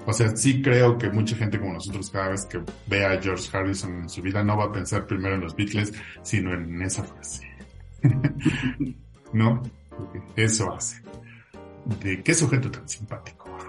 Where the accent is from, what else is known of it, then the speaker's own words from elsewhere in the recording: Mexico; como mexicanos nos hiciera